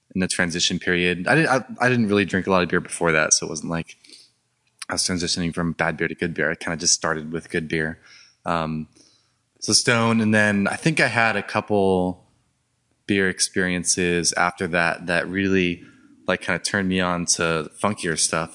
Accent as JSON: {"language": "English", "area": "Orange County", "region": "California", "country": "United States", "tie": "born or raised there", "said": "I grew up in Orange County"}